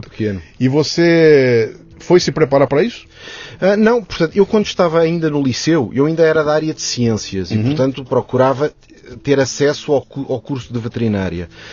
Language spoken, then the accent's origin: Portuguese; Maputo, Mozambique; now in Lisbon, Portugal; nasci em Moçambique, ainda antes do, da descolonização